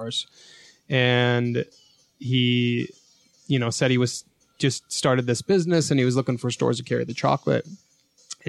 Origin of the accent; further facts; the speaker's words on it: Cottonwood Heights, Utah, United States; I grew up in Cottonwood Heights